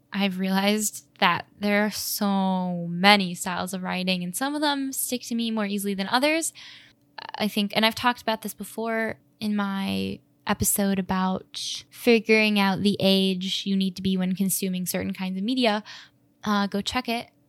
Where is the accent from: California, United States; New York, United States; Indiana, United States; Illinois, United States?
Illinois, United States; Chicago; I grew up in Edgewater in Chicago